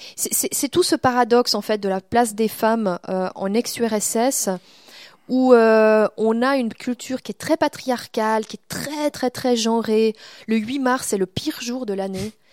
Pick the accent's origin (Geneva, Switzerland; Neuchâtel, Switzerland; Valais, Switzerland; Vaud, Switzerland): Vaud, Switzerland; also born or lived in Montreal; j'ai grandi dans le Gros de vaux